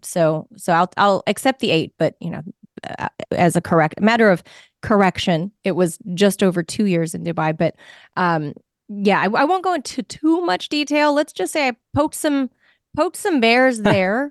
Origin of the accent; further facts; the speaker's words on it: Los Angeles, California, United States; being born and raised in Los Angeles